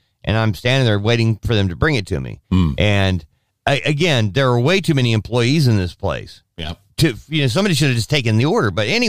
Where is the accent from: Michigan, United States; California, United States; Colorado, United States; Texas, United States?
California, United States; moved away; as a kid growing up in California